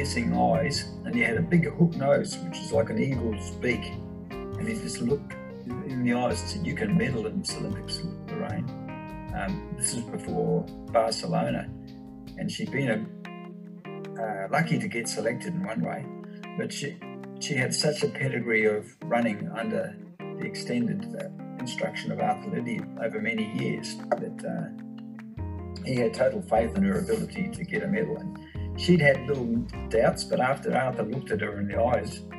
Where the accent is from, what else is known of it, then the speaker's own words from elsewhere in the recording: Auckland, New Zealand; also born or lived in Kenya / Swan Hill, Australia; now in Bendigo, Australia; growing up where I did in Ōaraka in Auckland in New Zealand